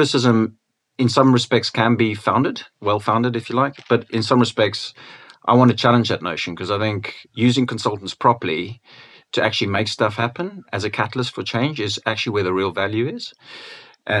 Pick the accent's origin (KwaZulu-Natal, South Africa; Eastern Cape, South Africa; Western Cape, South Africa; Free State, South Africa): Western Cape, South Africa; Cape Town; now in United Kingdom; I wasn't born in the UK. I was born in Cape Town.